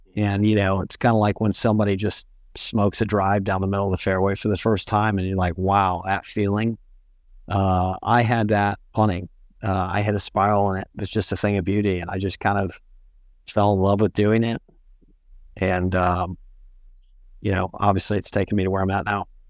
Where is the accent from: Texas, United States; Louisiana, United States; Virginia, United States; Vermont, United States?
Texas, United States; Pearland; also born or lived in England; my Pearland, uh, it's the town I'm from outside of Houston